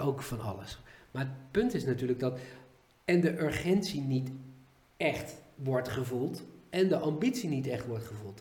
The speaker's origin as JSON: {"language": "Dutch", "country": "Netherlands", "said": "wij als Nederlanders"}